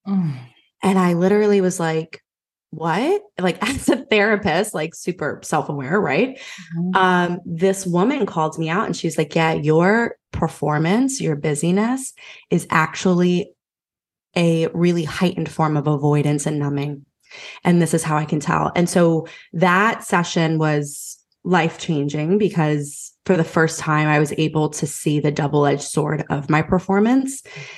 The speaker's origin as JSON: {"language": "English", "town": "Philadelphia", "region": "Pennsylvania", "country": "United States", "lives_now": "Raleigh, United States", "said": "Yeah, so I'm from Philly, but I live in Raleigh, North Carolina now."}